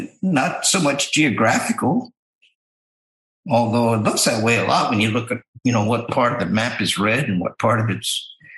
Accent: Ohio, United States; also born or lived in Indiana / Iowa / Michigan; You know, as a baby when we moved to Ohio.

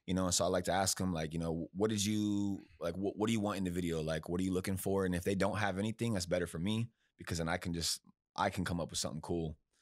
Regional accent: Bakersfield, California, United States; moved away as an adult; now in Texas, United States; I'm from Bakersfield

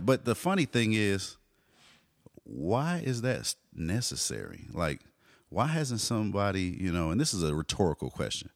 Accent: Austin and Dallas, Texas, United States; moved away as an adult; now in California, United States; I'm the Austin and Dallas guy

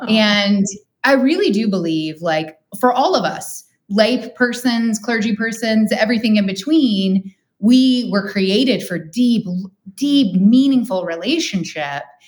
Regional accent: Midwest, United States; I'm a Midwesterner

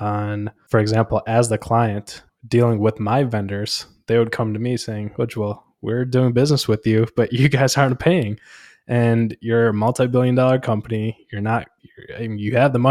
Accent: India; moved away; I was born in India.

